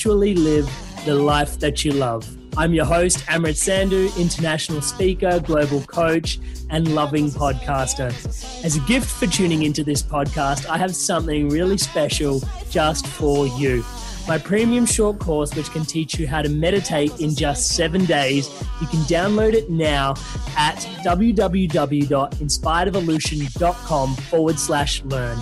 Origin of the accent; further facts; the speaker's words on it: India; growing up as an Indian person